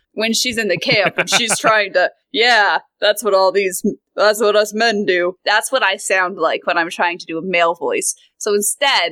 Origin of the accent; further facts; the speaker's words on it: American West, United States; accent: American Western; American Western, which is this, what I have